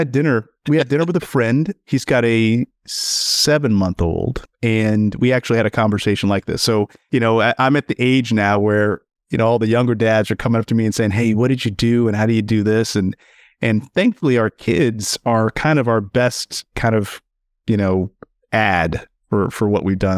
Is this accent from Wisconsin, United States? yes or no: no; St. Louis, Missouri, United States; as an African-American male growing up in Saint Louis, actually in, just outside of Ferguson